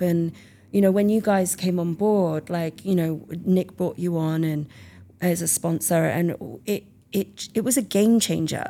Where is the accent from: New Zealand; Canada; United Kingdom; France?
United Kingdom; England; moved away as an adult; also born or lived in Italy / Australia; now in California, United States; I'm from England.